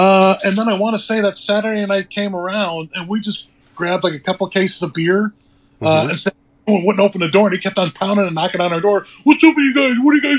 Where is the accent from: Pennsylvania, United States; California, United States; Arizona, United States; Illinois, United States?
Illinois, United States; Chicago; moved away as an adult; also born or lived in Burbank, Illinois; now in Washington DC area, United States; Born and raised on the South Side.